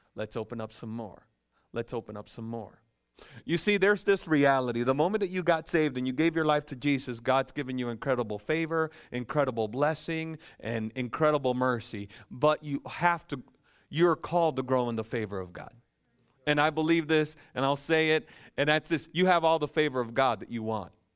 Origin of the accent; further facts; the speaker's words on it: Dominican Republic; also born or lived in Lucas County, Ohio; now in United States; I'm from the Dominican Republic, and, um, um, by birth